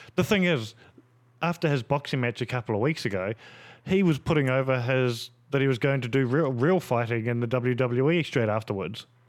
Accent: New Zealand; me being a Kiwi

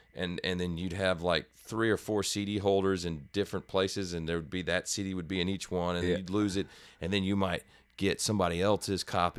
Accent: Houston, Texas, United States; North Houston.

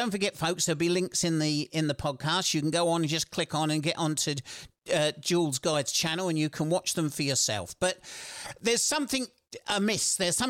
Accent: South East England, United Kingdom; I was born and brought up in Kent.

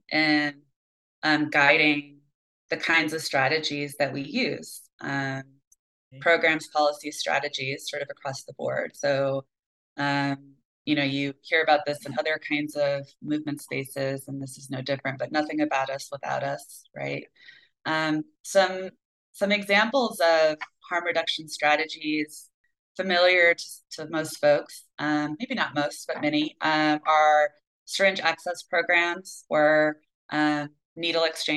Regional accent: Michigan, United States; my home state

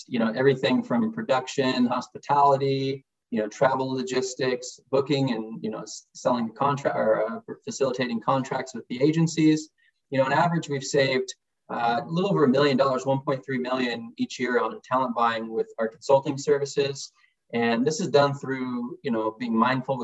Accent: Seattle, Washington, United States; I'm Snoqualmie Indian and from Seattle, Washington, and I'm a proud father

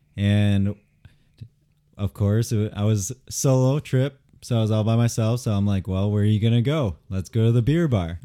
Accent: Grand Rapids, Michigan, United States; I'm from Grand Rapids

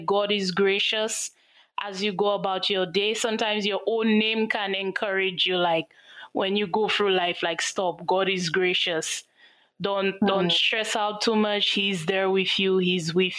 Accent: St. Lucia; I'm from St. Lucia.

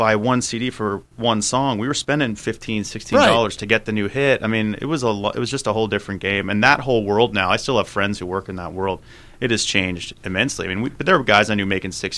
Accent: Tucson, Arizona, United States; moved away as an adult; growing up in Tucson

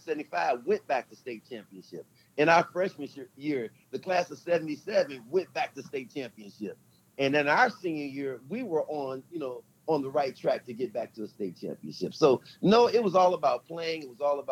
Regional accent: St. Louis, Missouri, United States; I I've always been to St. Louis, and I grew up in the Greater Ville area

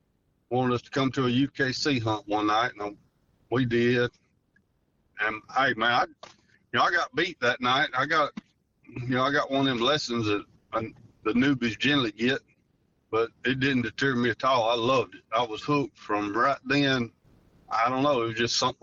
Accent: Rabel, Louisiana, United States; I'm from Rabel, Louisiana

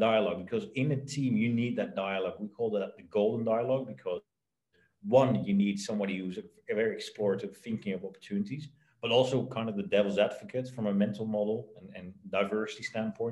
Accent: Netherlands; I was born in the Netherlands, my parents are both entrepreneurs

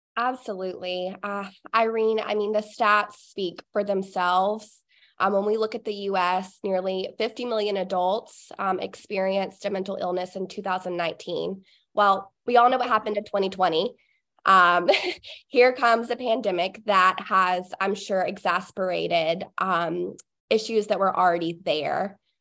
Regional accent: Cartersville, Georgia, United States; my hometown is Cartersville

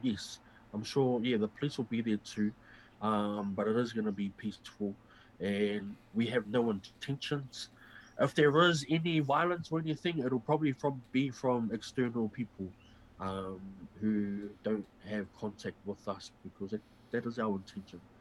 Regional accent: New Zealand; as Kiwi, as Māori, as Pacifica, as New Zealanders

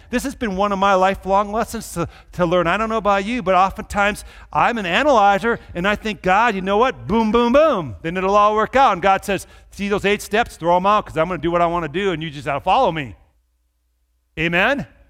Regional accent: Minnesota, United States; I grew up in Minnesota

